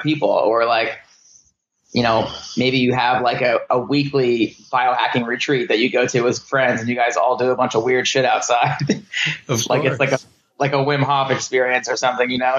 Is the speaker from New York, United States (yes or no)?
no; New Jersey, United States; I'm from the East Coast, from New Jersey